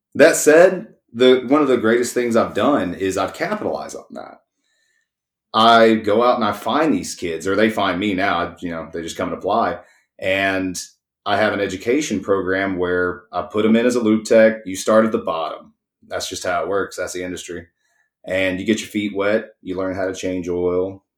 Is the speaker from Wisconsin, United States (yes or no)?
no; East Texas, United States; also born or lived in College Station, Texas; I grew up poor in East Texas